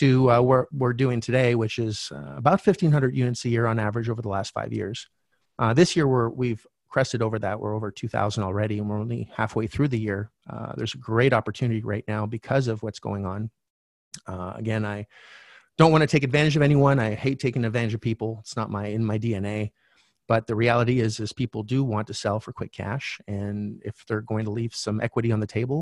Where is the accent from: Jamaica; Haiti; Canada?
Canada; I'm originally from Canada.